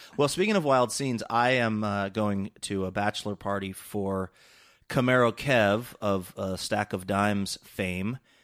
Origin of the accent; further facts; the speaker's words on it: California, United States; I was born in California and My parents are U S citizens